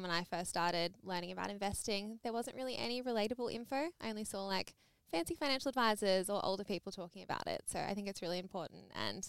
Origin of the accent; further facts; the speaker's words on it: Perth, Western Australia, Australia; I'm from Perth.